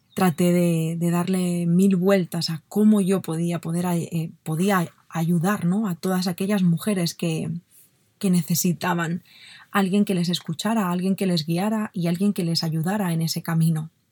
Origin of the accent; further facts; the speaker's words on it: Barcelona, Catalonia, Spain; yo nací en Barcelona, en una familia maravillosa, y no tuve una infancia, a pesar de que tuve una infancia mm, muy, muy bonita